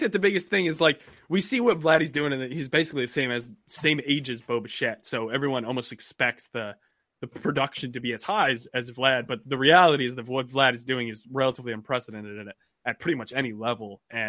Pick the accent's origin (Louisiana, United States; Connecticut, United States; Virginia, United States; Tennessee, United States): Connecticut, United States; I'm actually from Connecticut, so I'm a Knicks fan.